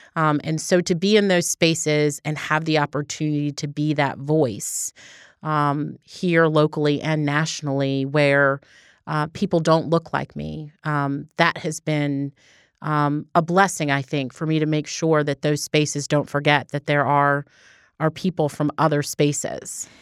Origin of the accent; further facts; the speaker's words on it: Baltimore, Maryland, United States; now in Georgia, United States; my hometown's Baltimore